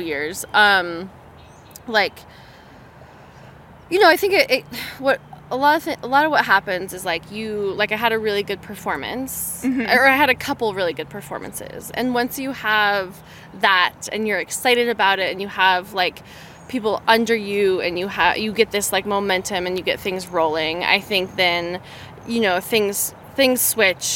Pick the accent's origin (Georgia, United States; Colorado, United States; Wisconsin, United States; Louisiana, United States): Colorado, United States; Boulder; I grew up in the Boulder community